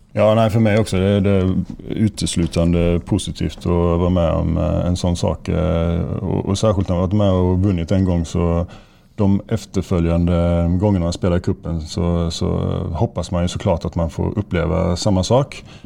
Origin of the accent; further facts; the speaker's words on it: Sweden; now in Molde, Norway; Nå er jeg jo svensk